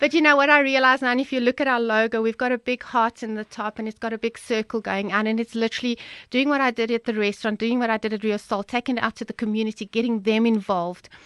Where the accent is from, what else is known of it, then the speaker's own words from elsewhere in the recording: the Vaal, Gauteng, South Africa; moved away; we are originally from the Vaal.